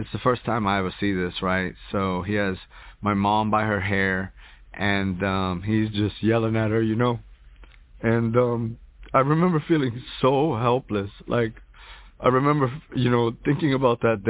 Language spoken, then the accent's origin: English; Hoboken, New Jersey, United States; also born or lived in New York; now in Houston, United States; I was born in Jersey City, New Jersey, raised in Hoboken